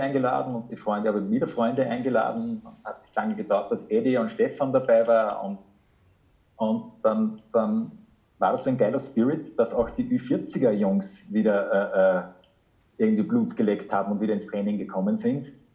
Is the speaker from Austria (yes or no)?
yes; Linz, Upper Austria, Austria; moved away as an adult; now in Germany; meine Heimatstadt